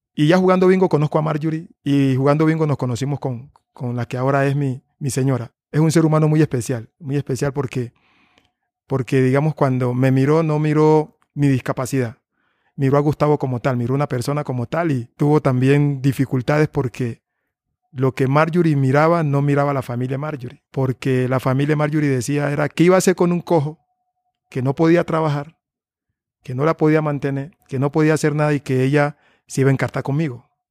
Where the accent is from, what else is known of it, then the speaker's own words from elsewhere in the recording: Tumaco, Nariño, Colombia; moved away; esa es mi tierra y que y que y que y es de ahí donde yo pertenezco